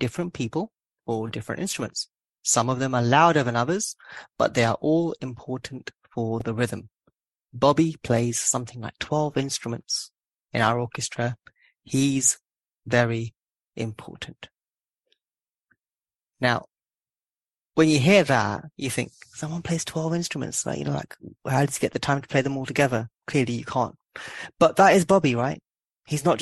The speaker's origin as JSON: {"language": "English", "region": "London", "country": "United Kingdom", "tie": "born or raised there", "said": "I'm born and bred in Southall."}